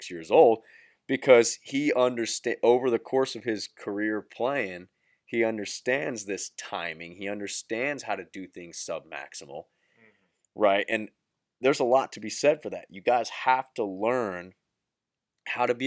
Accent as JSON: {"language": "English", "region": "Central Florida", "country": "United States", "tie": "born or raised there", "said": "I'm from the Central Florida area"}